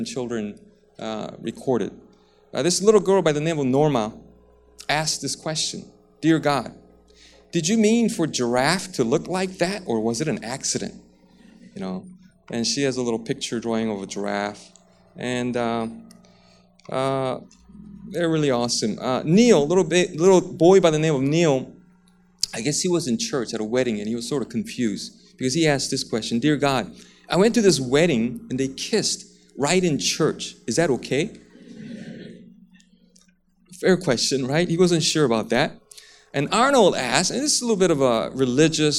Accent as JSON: {"language": "English", "country": "South Korea", "tie": "born or raised there", "also_born_or_lived": "United States", "moved": "yes", "said": "I grew up in Korea and went to school in the States for a little bit"}